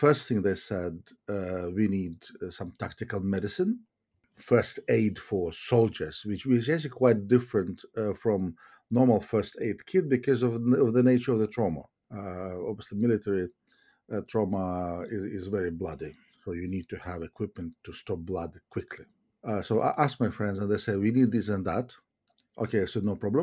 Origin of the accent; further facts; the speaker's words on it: Kyiv, Ukraine; moved away as an adult; also born or lived in Norwich, United Kingdom; now in United Kingdom; I'm originally from Kyiv, which is Ukraine. I'm Ukrainian